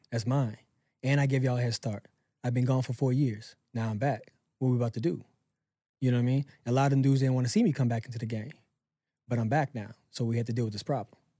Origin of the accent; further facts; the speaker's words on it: Pensacola, Florida, United States; moved away; I moved back to my hometown, Pensacola